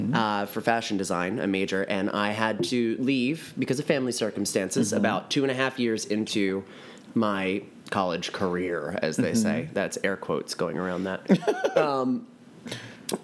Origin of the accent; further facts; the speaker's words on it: Delaware County, Pennsylvania, United States; accent: Delco; also born or lived in New York; now in Philadelphia, United States; I am from Delaware County, Pennsylvania. I'm from Delco.